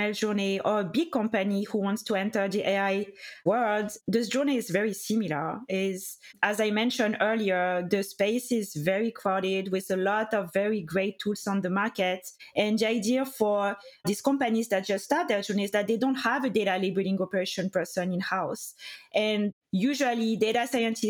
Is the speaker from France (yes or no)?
yes; France; accent: French; English is a second language; moved away as an adult; also born or lived in United Kingdom; now in United States; I studied in France. You can hear my accent, of course. And I was a lawyer in France for 3 years